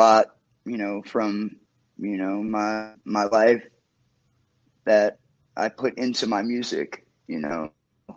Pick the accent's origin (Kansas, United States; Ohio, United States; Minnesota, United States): Ohio, United States; Cincinnati; I am from uptown Cincinnati, Ohio